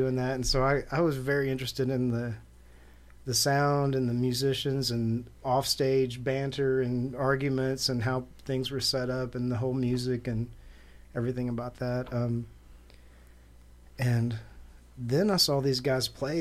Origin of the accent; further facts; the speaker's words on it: Little Rock, Arkansas, United States; growing up in Southwest Little Rock, it was a necessity to survive and to be able to shoot